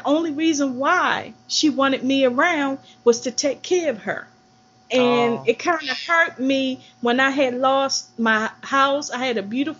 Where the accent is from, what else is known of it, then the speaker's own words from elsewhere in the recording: Baltimore, Maryland, United States; I grew up in Baltimore City in a working class family.